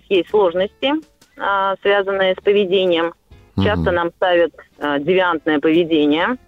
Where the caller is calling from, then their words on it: Saint Petersburg, Russia; я из Санкт-Петербурга.